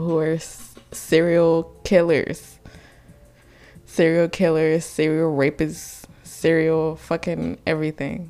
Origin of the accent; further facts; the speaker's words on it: United States; I just live here. I was just born here